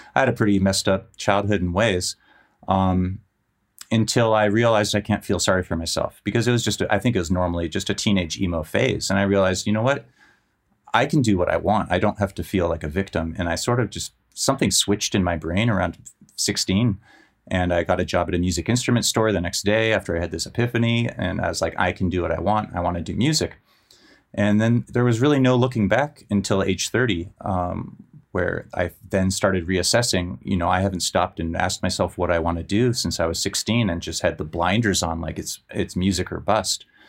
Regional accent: Menlo Park, California, United States; moved away; also born or lived in San Francisco; I grew up in Menlo Park and I used to live in San Francisco

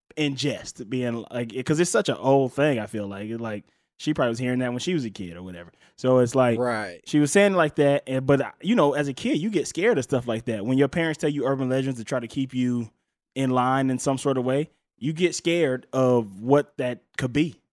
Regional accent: Mississippi, United States; moved away; I'm from Mississippi

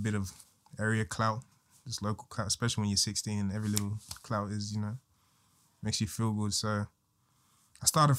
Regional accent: Sydney, New South Wales, Australia; also born or lived in Guinea / Tasmania; I was born in Guinea. I came here when I was 2, going on 3. And first place I came to, I think, was Tasmania or something. And then I just moved to Bankstown

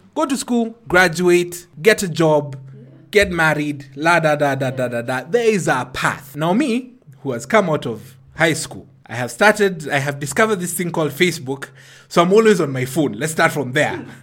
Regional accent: Ruai, Nairobi, Kenya; grew up in Ruai. Ruai at that point in time was outside of Nairobi

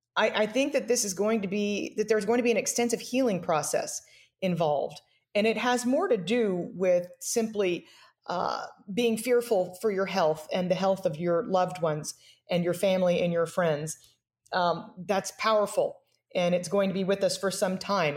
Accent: United States; as an American

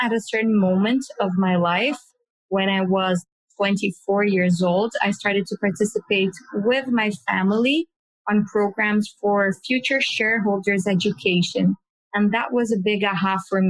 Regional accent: Brazil; I was born in Brazil

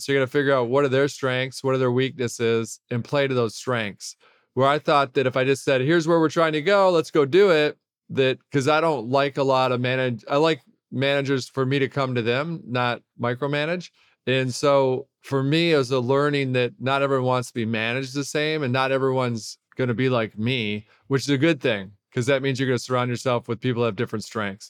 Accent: Detroit, Michigan, United States; I grew up in Detroit.

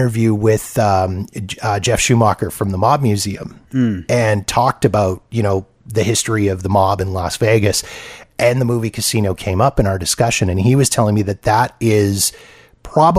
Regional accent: Canada; as a Canadian

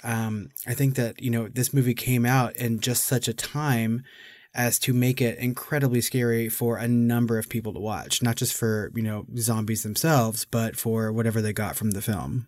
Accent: United States; as an American today

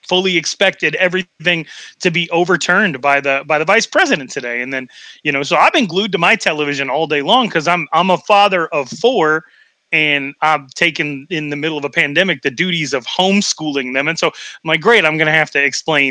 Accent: Wyoming, United States; now in Arizona, United States; I'm from Wyoming, you know, leave us alone state

